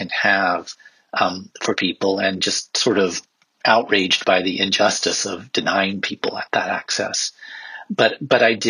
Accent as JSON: {"language": "English", "region": "South Carolina", "country": "United States", "tie": "born or raised there", "also_born_or_lived": "South Africa", "moved": "as an adult", "said": "I grew up in South Carolina, which is a very, sort of conservative part of the United States"}